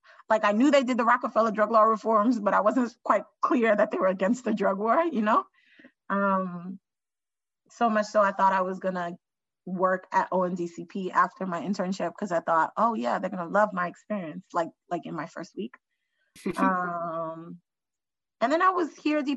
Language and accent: English; New York City, New York, United States; me growing up in New York City